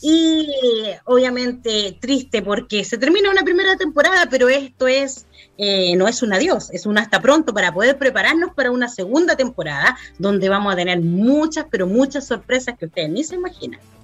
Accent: Chile; somos las chilenas

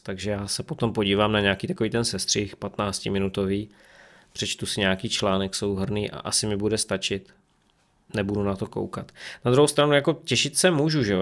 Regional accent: Czechia; also born or lived in Ostrava; U nás v Čechách to je úplné minimum

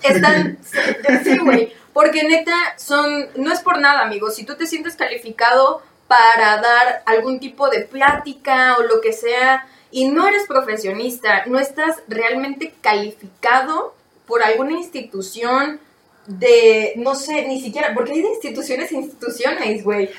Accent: Mexico; soy mexicano

